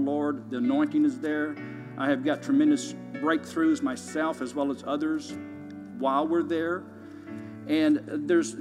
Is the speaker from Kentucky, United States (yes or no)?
yes; Kentucky, United States; moved away as an adult; now in Tulsa, United States; I'm originally from Kentucky, and I've been here since 1977 now. I was recruited to play basketball at Oral Roberts University out of Kentucky